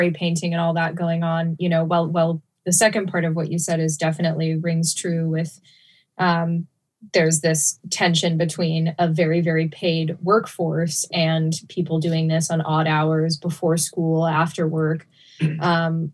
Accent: Mendocino, California, United States; born and raised in Mendocino

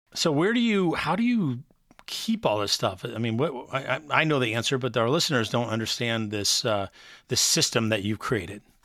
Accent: Texas, United States; now in Wilmington, United States; I was raised in Texas

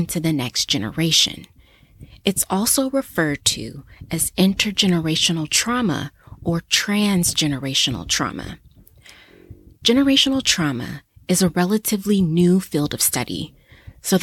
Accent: United States; my home country in the US

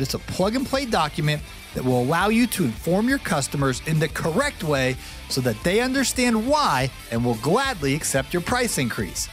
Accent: Ohio, United States; now in Georgia, United States; I moved to Georgia to get away from it. I grew up in Ohio

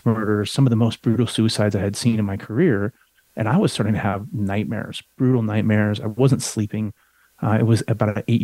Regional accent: Colorado, United States; I grew up in Colorado.

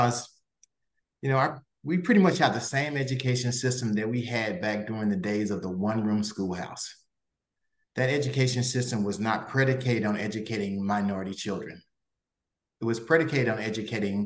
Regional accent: Texas, United States; I'm from Texas

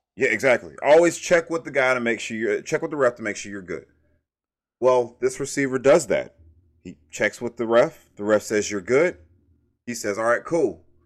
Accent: Brunswick, Georgia, United States; I'm from Brunswick, Georgia

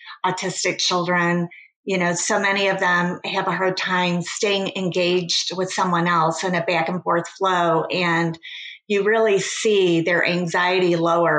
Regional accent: Michigan, United States; moved away; I am originally from Michigan.

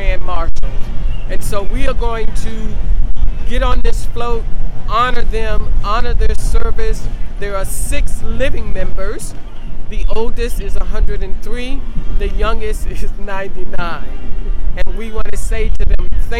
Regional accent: Largo, Florida, United States; moved away as an adult; I'm originally from Largo, Florida

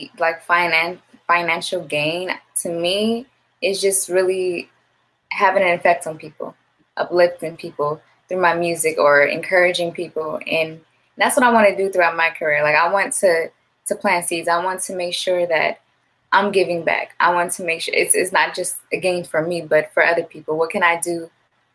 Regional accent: Gardena, California, United States; my hometown, I was born and raised in Gardenas

